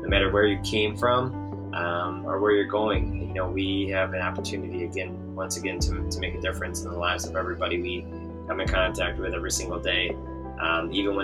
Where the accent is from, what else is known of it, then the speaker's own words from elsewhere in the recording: Columbus, Wisconsin, United States; also born or lived in Oshkosh, Wisconsin / Janesville, Wisconsin; now in Marshall, United States; I grew up in Columbus, Wisconsin, so just north of Madison a little bit. And that's where I was all the way through through high school.